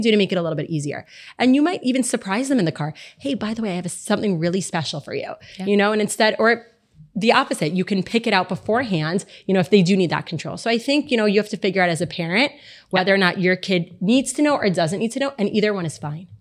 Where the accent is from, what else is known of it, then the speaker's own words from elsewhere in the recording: Miami, Florida, United States; I'm also born and raised here, born and bred